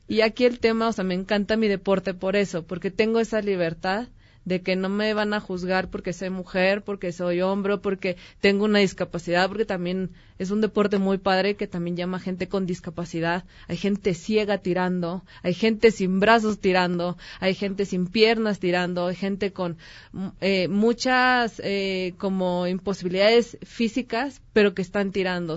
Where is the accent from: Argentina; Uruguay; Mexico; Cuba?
Mexico; soy mexicana